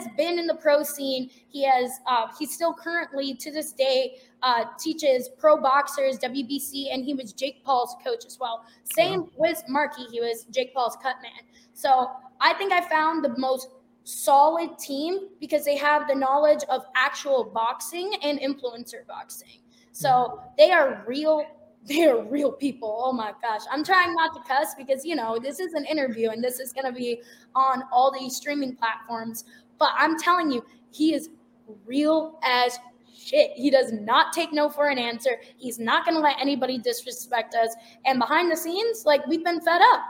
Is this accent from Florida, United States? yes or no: no; Laguna Beach, California, United States; moved away as an adult; now in New York City, United States; I'm actually from Laguna Beach